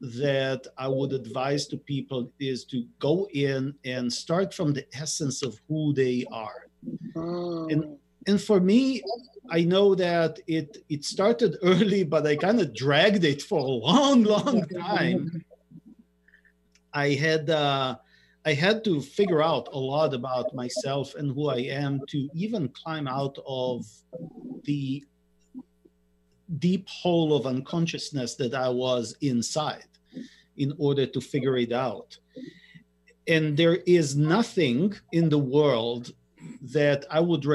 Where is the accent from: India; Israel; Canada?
Israel; moved away; I grew up in Israel